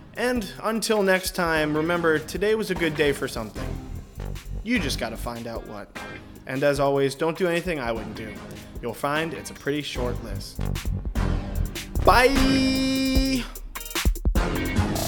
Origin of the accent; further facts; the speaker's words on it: Northern Virginia, United States; I'm from Northern Virginia